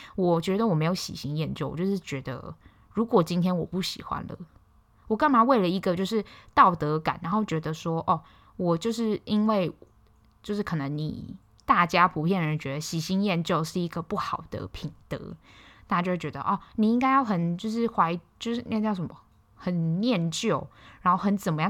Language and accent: Chinese; Hualien, Hualien County, Taiwan; “啊，你哪里人？”我说：“花莲人啊。”